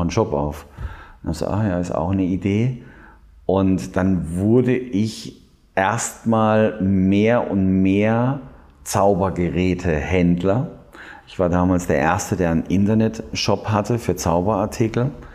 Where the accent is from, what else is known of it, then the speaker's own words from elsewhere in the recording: Heidelberg, Baden-Württemberg, Germany; moved away; Ich komme ursprünglich aus Heidelberg